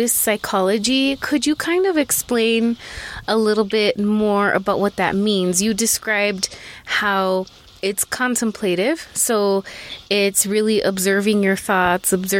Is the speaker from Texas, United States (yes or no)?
yes; Texas, United States; accent: Texas; my Texas accent